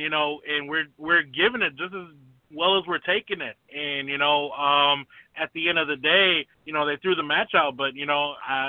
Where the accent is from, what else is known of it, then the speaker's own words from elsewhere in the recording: Detroit, Michigan, United States; born and raised in Detroit